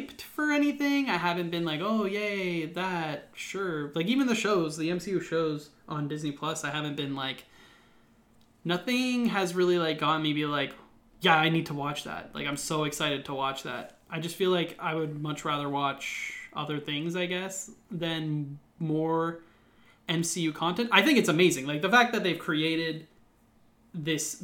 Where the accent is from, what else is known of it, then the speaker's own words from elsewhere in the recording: Ontario, Canada; We're Canadian